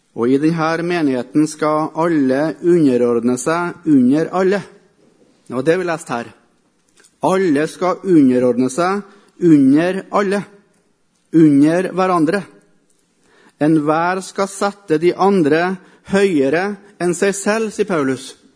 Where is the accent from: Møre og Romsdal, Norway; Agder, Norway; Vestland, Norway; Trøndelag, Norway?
Trøndelag, Norway; Melhus; also born or lived in Africa